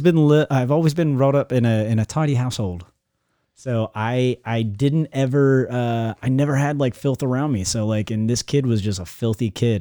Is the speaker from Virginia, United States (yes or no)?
yes; Newport News, Virginia, United States; moved away as an adult; now in Florida, United States; where I grew up in Newport News